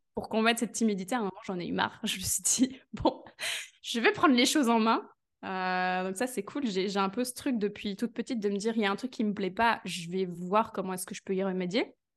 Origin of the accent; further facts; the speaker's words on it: Belgium; je suis de Belgique